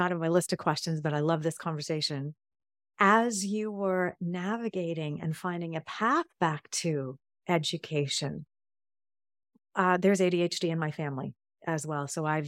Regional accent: England, United Kingdom; born there; and I was born in England, by the way, so have a UK connection going on.

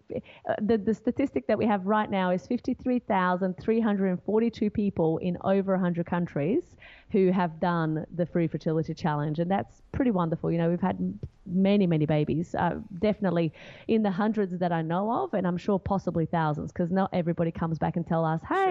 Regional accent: Brazil; moved away as an adult; now in Australia; I'm originally from Brazil and uh, my parents still live in Brazil now, but they immigrated here and they lived here for a few years decided to go back and then when i turned 18 i was like okay i need to i can't live in brazil anymore

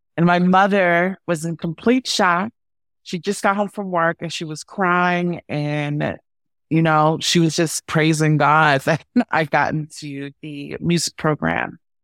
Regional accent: Baltimore, Maryland, United States; accent: Mid-Atlantic; moved away as an adult; also born or lived in San Francisco; growing up in Baltimore, you know, because we have all of these, like, Mid-Atlantic root and our dialects are all

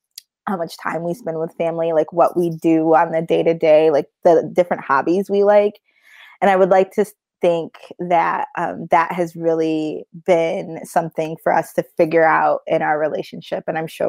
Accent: Detroit, Michigan, United States; am a Black female living in Detroit, Michigan. I grew up in Michigan.

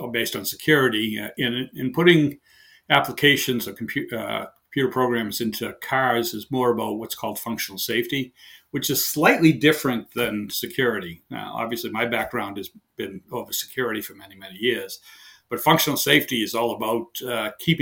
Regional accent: near Boston, Massachusetts, United States; accent: heavy Boston; moved away as an adult; also born or lived in southern Maine; now in Maine, United States; I've lived my entire life near Boston, Mass. So I have a heavy Boston accent. I now live in southern Maine

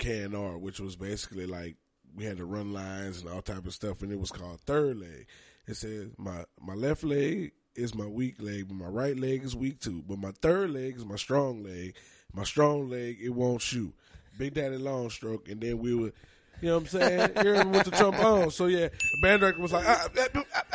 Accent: New Orleans, Louisiana, United States; I'm from New Orleans.

